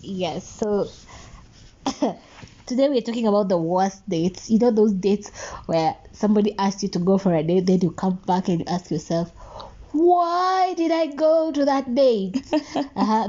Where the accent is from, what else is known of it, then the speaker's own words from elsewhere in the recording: Nakuru, Nakuru County, Kenya; I was in Nakuru. Mm-hmm. Uh, mm. that's my hometown